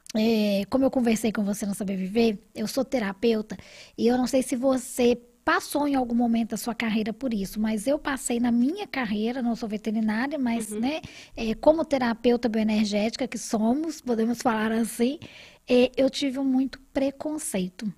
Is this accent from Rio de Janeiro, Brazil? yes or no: yes; Rio de Janeiro, Brazil; also born or lived in Paraty; now in Belo Horizonte, Brazil; eu venho também do Rio